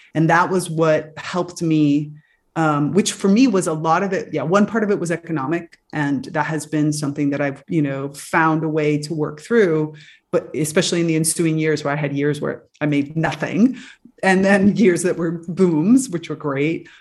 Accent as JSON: {"language": "English", "town": "Miami", "region": "Florida", "country": "United States", "tie": "born or raised there", "said": "growing up in Miami, you're sort of surrounded a little bit by the magic world."}